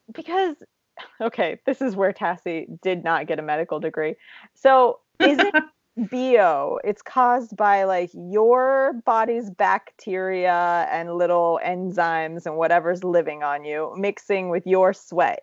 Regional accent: Appalachia, United States; as Appalachian as I am

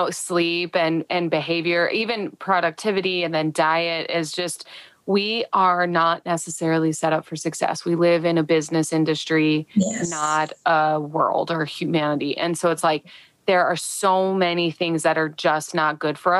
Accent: Midwest, United States; I'm talking specifically from the Midwest, being a Midwesterner

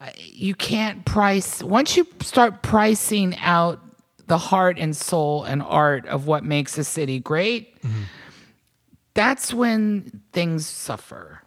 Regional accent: Virginia, United States; moved away; also born or lived in New York / Portland, Maine / Nashville; I was born and raised in Virginia, summers in North Carolina

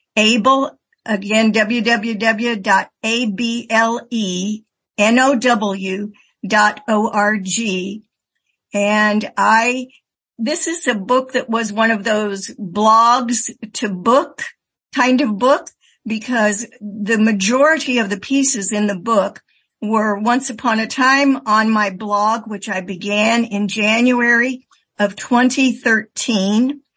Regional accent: Indiana, United States; now in Milwaukee, United States; my years of growing up in Indiana

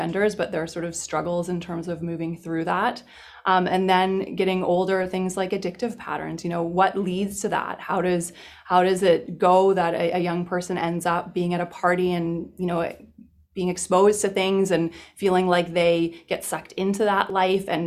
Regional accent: British Columbia, Canada; I'm originally from British Columbia

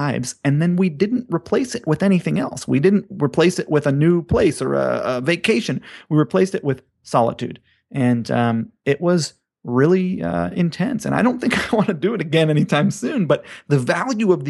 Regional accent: Hawaii, United States; growing up in Hawaii

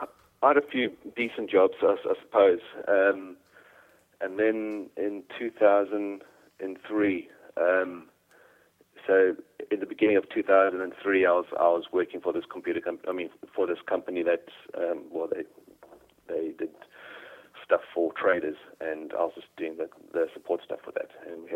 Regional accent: Durban, KwaZulu-Natal, South Africa; moved away as an adult; now in United Kingdom; No, I'm South African, which is why I sound a bit strange. But okay. I was born in Durban in South Africa. And yeah, so I had all my schooling over there.

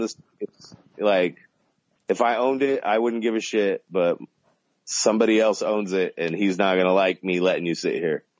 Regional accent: Southern California, United States; I grew up in Southern California

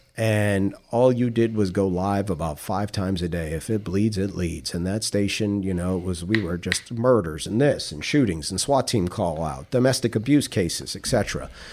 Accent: New York City, New York, United States; also born or lived in South Florida / Tallahassee, Florida / Jacksonville, Florida; now in Palm Beach County, United States; I grew up in Queens, New York in the seventies

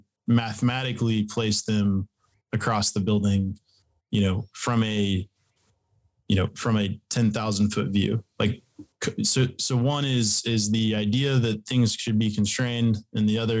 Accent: Texas, United States; I am from Texas.

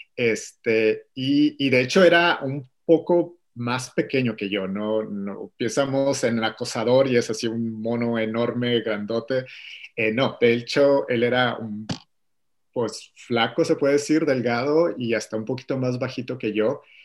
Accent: Mexico; moved away as an adult; now in Atlanta, United States; yo soy de México, originario de, de, de, México, toda mi vida viví ahí hasta hace cuatro años que eh, me mudé con mi familia a Atlanta, Georgia, en Estados Unidos

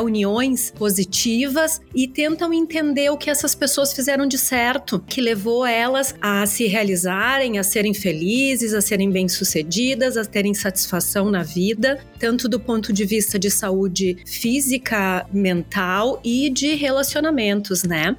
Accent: Caxias do Sul, Rio Grande do Sul, Brazil; moved away as an adult; now in Melbourne Beach, United States; Eu sou de Caxias do Sul, na Serra Gaúcha, mas há seis anos eu me mudei

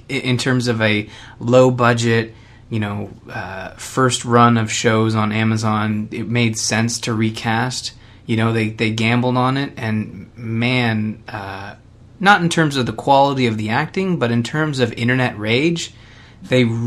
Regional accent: Canada; I'm Canadian

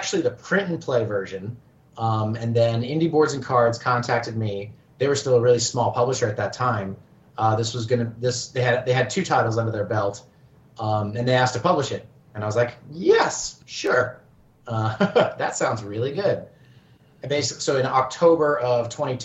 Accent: Oklahoma, United States; moved away as an adult; also born or lived in South Korea; I grew up in Oklahoma

